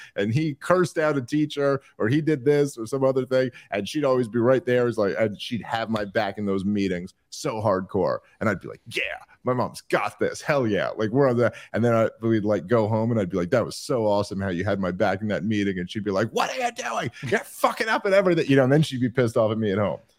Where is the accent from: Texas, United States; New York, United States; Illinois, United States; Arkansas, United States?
New York, United States; New York City; moved away as an adult; born in the eighties in Brooklyn